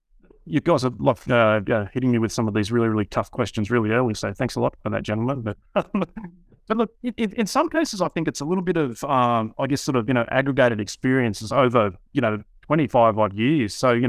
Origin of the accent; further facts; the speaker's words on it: Australia; accent: Australian; I'm the Australian version of Jonas.